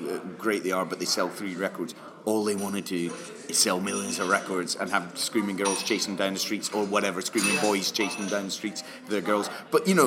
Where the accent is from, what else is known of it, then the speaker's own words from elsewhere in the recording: near St Andrews, Scotland, United Kingdom; I was born abroad, but I grew up near St Andrews